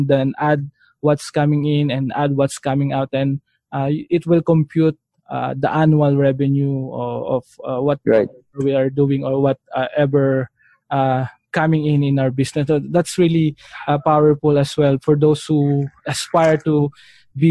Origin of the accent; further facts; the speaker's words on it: Philippines; as a Filipino